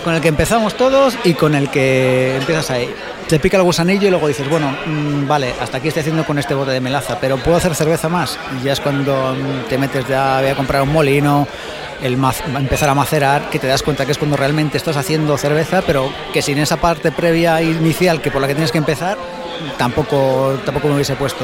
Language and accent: Spanish; Valladolid, Castile and León, Spain; Soy de Valladolid